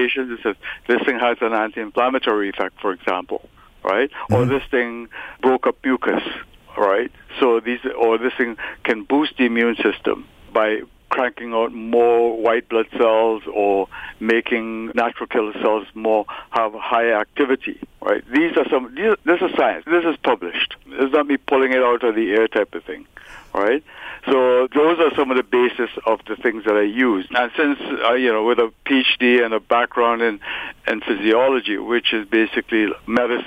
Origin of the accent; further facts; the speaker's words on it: Trinidad & Tobago; now in Toronto, Canada; I was born in Trinidad, raised in Trinidad